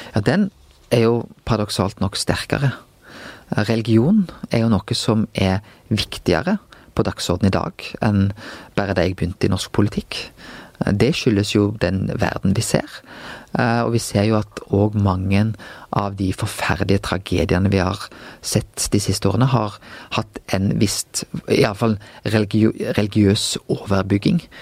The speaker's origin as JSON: {"language": "Norwegian", "town": "Bømlo", "region": "Vestland", "country": "Norway", "tie": "born or raised there", "also_born_or_lived": "Bergen", "moved": "as an adult", "said": "jeg vokste jo opp på Bømlo."}